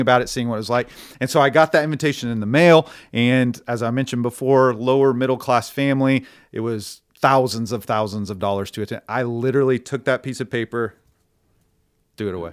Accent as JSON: {"language": "English", "town": "Stillwater", "region": "Oklahoma", "country": "United States", "tie": "born or raised there", "said": "born and raised in Stillwater, Oklahoma"}